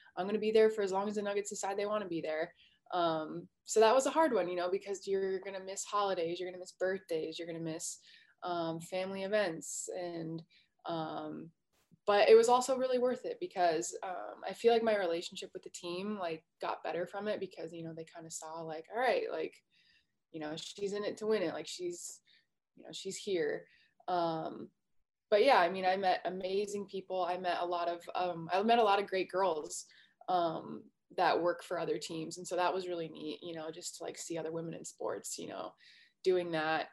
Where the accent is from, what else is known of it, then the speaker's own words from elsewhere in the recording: Alaska, United States; moved away as an adult; now in Colorado, United States; born and raised in Alaska